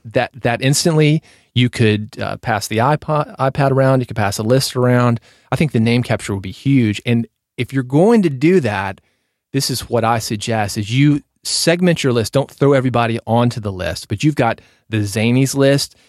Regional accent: Nashville, Tennessee, United States; I was growing up in Nashville

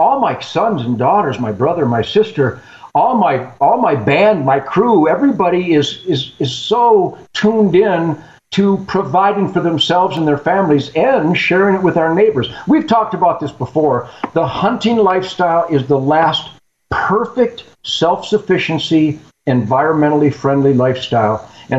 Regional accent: Michigan, United States; I come from Michigan, once the number one hunting state in the world, and you've seen what has happened to it.

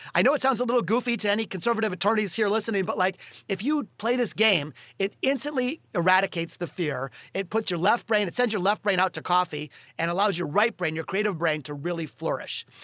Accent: Detroit, Michigan, United States; in Detroit, my hometown

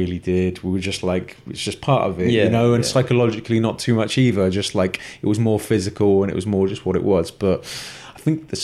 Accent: Exeter, South West England, United Kingdom; I grew up in Exeter in Devon, which is southwest England

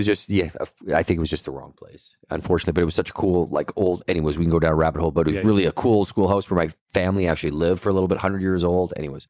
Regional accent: Kelowna, British Columbia, Canada; I'm born and raised in Kelowna

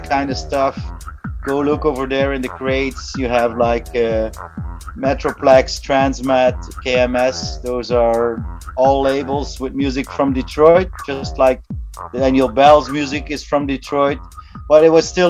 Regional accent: Belgium; I'm based in Ghent, Belgium. I was born in Belgium as well.

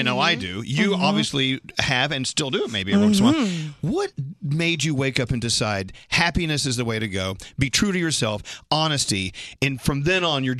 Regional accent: McKinney, Texas, United States; I'm from McKinney, Texas, up north.

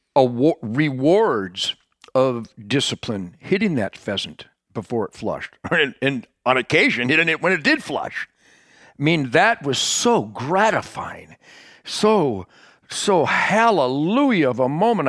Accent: Detroit, Michigan, United States; I was born in Detroit in nineteen forty-eight along the Rouge River in Detroit

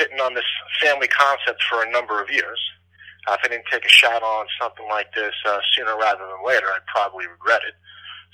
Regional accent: Long Island, New York, United States; every single year growing up on Long Island, I had family up in the Boston area

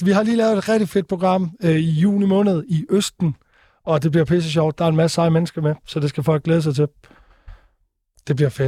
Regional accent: Stige, Southern Denmark, Denmark; Jeg kommer fra Odense af, eller Stige, som er en forstad til Odense.

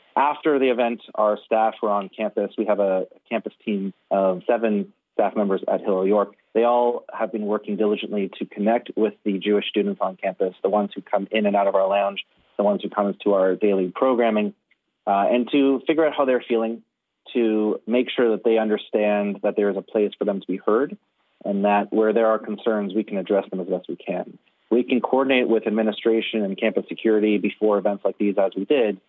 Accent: Canada

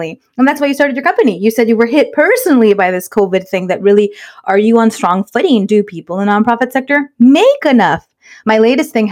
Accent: Inglewood, California, United States; We were raised in Inglewood

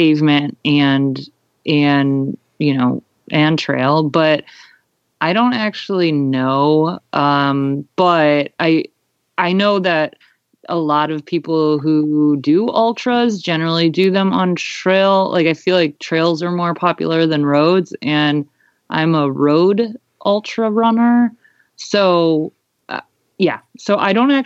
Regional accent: Cleveland, Ohio, United States; also born or lived in Melbourne, Australia; That's where I'm from. Like, I'm from Cleveland originally

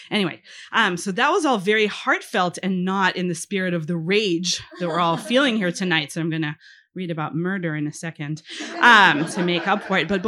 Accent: Israel; first language he; English is a second language; hebrew is my first language

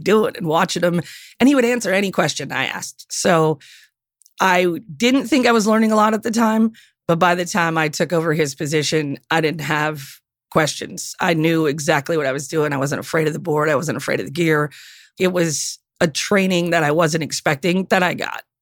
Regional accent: Upper Peninsula of Michigan, United States; I grew up in the Upper Peninsula of Michigan

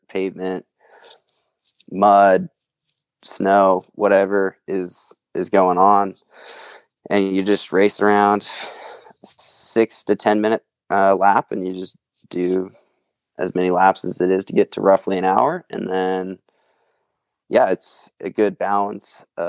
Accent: Maple Valley, Washington, United States; I grew up in Maple Valley, Washington. It's southeast of Seattle

